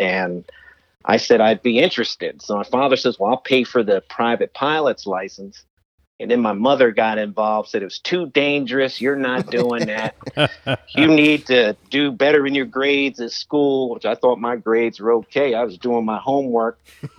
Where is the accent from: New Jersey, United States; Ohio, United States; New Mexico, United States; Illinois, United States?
New Jersey, United States; Lawrenceville; now in Virginia, United States; when I was a teenager growing up in New Jersey, Lawrenceville, New Jersey, which is out between Trenton and Princeton University